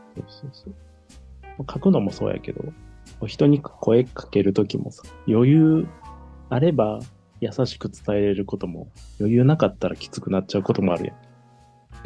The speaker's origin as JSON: {"language": "Japanese", "region": "Kansai", "country": "Japan", "tie": "born or raised there", "said": "関西育ち"}